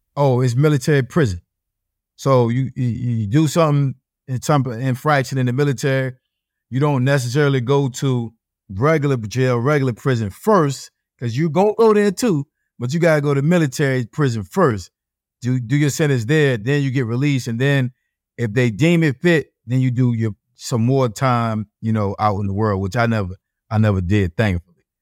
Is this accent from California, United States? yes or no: no; Norfolk, Virginia, United States; I'm from Norfolk, Virginia